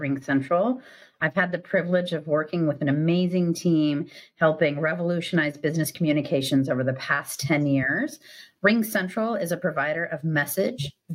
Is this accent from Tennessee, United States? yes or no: no; Silicon Valley, California, United States; I grew up in the heart of the Silicon Valley